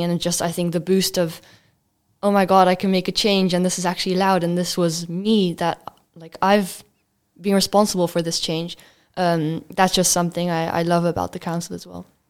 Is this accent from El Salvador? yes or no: no; Belgium; now in Netherlands; I come from Belgium